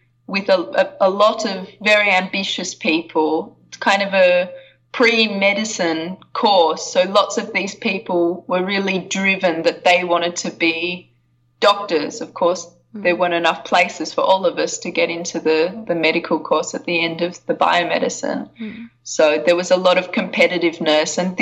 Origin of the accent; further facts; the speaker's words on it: Australia; I'm from Australia. I grew up in a small town in Australia.